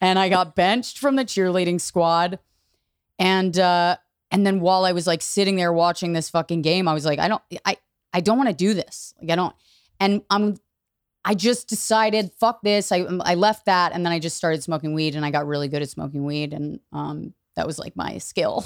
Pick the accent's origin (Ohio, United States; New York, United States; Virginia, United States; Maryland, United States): Virginia, United States; outside DC; I grew up in Virginia